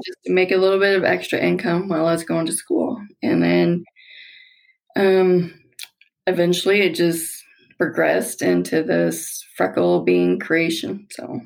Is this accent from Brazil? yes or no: no; Nebraska, United States; moved away as an adult; also born or lived in Colorado Springs, Colorado; now in Elizabeth, United States; We're originally from Nebraska. Well, I am.